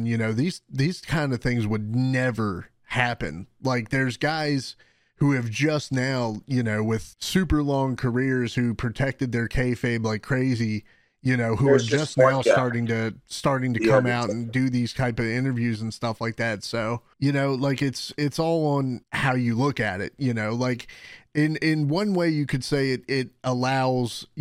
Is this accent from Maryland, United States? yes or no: yes; Baltimore, Maryland, United States; also born or lived in Virginia / Florida; I'm from Baltimore. I've lived in Baltimore pretty much my whole life